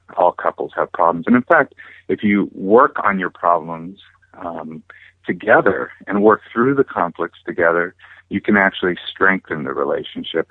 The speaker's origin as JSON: {"language": "English", "region": "California", "country": "United States", "tie": "born or raised there", "also_born_or_lived": "Hawaii", "said": "my family moved back over here to California, and I grew up here on the beach"}